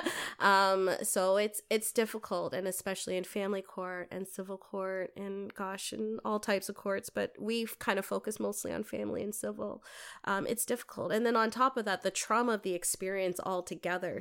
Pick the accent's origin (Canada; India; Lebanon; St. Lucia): Canada; Toronto, Ontario; moved away as an adult; now in Windsor, Canada; I'm originally from Toronto. I wasn't born here.